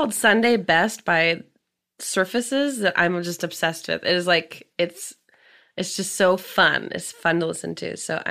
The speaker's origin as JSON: {"language": "English", "town": "Everett", "region": "Washington", "country": "United States", "tie": "born or raised there", "also_born_or_lived": "Seattle", "lives_now": "Massachusetts, United States", "said": "I grew up like an hour north of Seattle in Everett, Washington."}